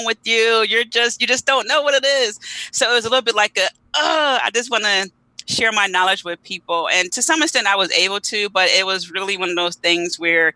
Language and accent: English; Philadelphia, Pennsylvania, United States; I'm from Philly, want to say, you know, South Philadelphia, born and raised